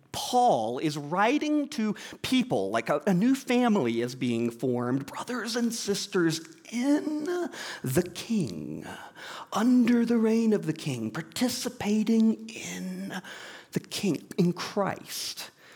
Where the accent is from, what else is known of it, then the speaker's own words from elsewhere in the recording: Georgia, United States; moved away; I grew up in Georgia